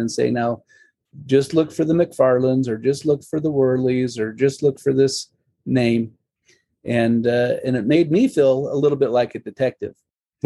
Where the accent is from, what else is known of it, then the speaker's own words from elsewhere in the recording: Salt Lake City, Utah, United States; growing up in Salt Lake, my experiences were at the old family history library